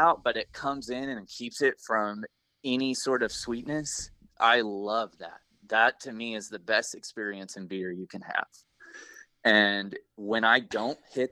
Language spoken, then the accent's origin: English; Oklahoma, United States; also born or lived in Pacific Northwest; I was born and raised in Oklahoma and grew up here.